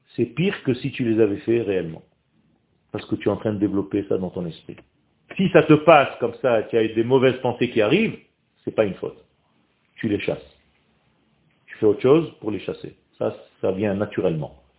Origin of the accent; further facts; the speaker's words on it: Israel; first language Hebrew; French is a second language; je suis israélien. Je suis né en Israël, ma langue natale, c'est l'hébreu